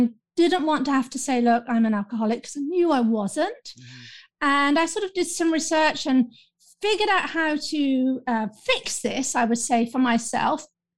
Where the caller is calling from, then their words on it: London, United Kingdom; I'm calling in from London, the United Kingdom